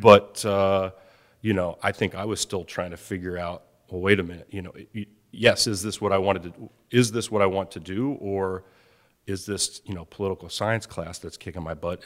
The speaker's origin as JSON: {"language": "English", "area": "outside of Philadelphia", "region": "Pennsylvania", "country": "United States", "tie": "born or raised there", "said": "I'm growing up outside of Philadelphia"}